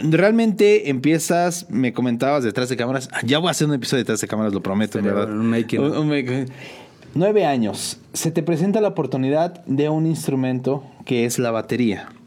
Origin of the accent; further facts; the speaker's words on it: San Juan del Río, Querétaro, Mexico; De aquí, de San Juan del Río. San Sanjuanense totalmente.